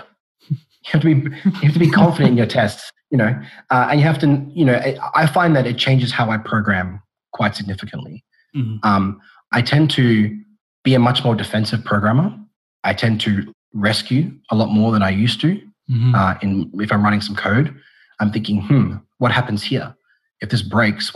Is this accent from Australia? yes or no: yes; Australia; also born or lived in Perth; I'm Australian and I'm based out of Perth